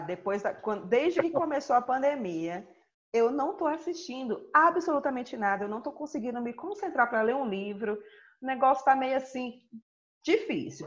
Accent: Northeast Region, Brazil; eu como boa nordestina

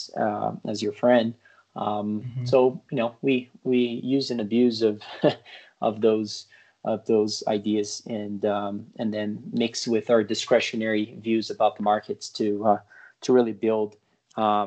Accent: Brazil; moved away as an adult; now in United States; I was born and raised in Brazil, lived there large part of my life, and then moved here to the U.S. To play tennis in college

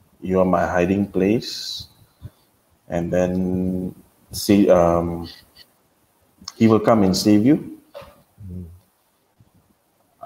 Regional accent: Taiping, Perak, Malaysia; I'm from Taiping. That's where I am now, actually.

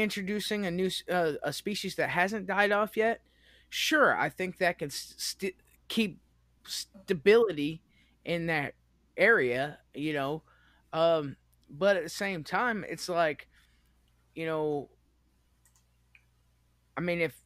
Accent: United States; I'm an American

